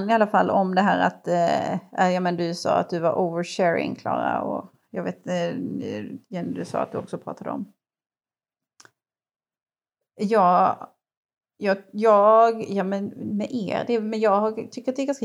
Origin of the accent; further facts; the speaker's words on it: Ängelholm, Skåne, Sweden; Jag är från Ängelholm